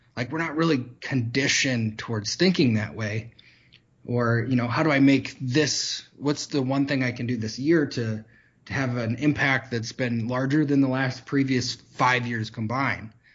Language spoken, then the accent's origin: English; Michigan, United States; growing up in Michigan